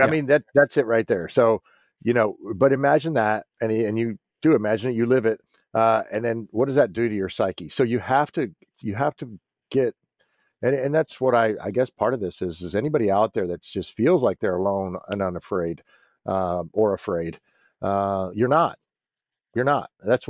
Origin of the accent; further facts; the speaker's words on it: United States; I'm still an American, and I'm still a veteran who is concerned about this country.